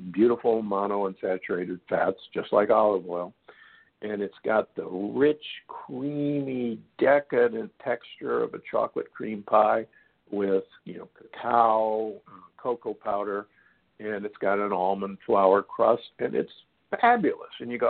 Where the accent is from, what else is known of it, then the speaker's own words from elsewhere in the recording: Midwest, United States; moved away; I grew up in the Midwest